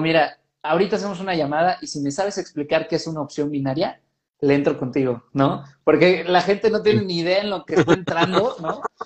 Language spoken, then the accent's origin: Spanish; Mexico; nosotros como mexicanos